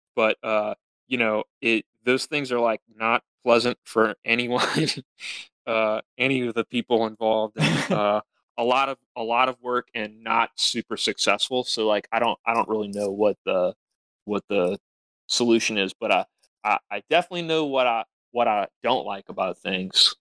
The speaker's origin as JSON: {"language": "English", "region": "Louisiana", "country": "United States", "said": "we're we're from Louisiana"}